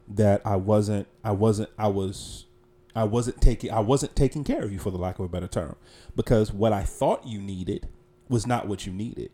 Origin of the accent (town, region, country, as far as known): Charlotte, North Carolina, United States; born or raised there